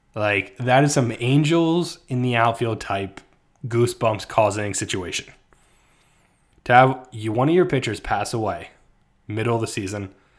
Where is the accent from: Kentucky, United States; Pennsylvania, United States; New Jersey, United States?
New Jersey, United States; I grew up in New Jersey